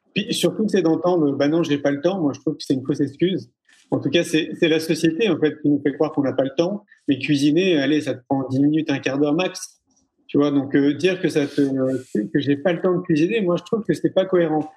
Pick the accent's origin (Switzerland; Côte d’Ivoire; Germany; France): France; Paris, Île-de-France; moi j'ai grandi à Paris pendant 34 ans